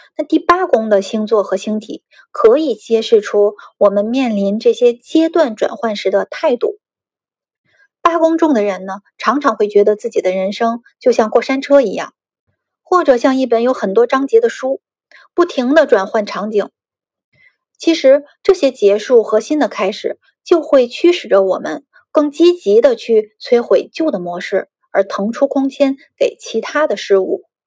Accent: China; 我们中国人

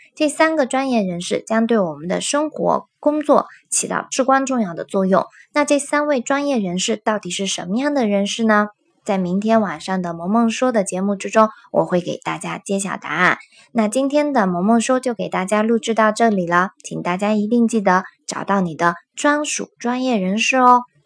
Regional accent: China; 我们中国人

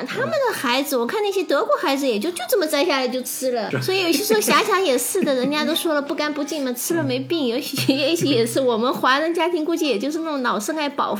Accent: China; 但是这个就是由我们中国人拿，因为我觉得中国。

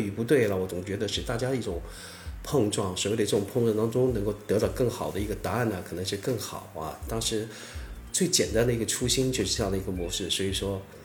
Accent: Southern Fujian, China; also born or lived in Hui'an (parents' origin) / Xiamen; 我的父母亲都是来自于惠安

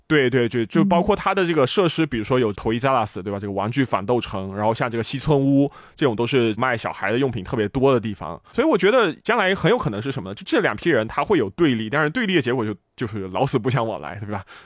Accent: China; now in Japan; 这个我觉得对于我作为一个中国人来说确实特别的不可思议

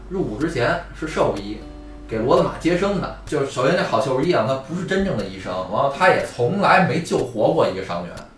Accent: Beijing, China; 典型的是咱们北京人那种虚伪

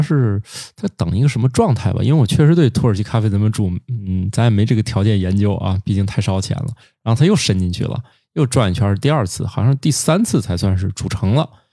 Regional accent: Zhengzhou, Henan, China; now in Tianjin, China; 我也是在一个棉纺织一条街长大的，啊，郑州那儿哦

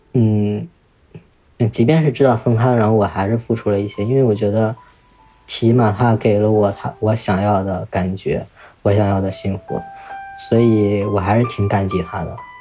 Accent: northern China, China; 我来自 ，嗯，北方的一个很小的一个城市

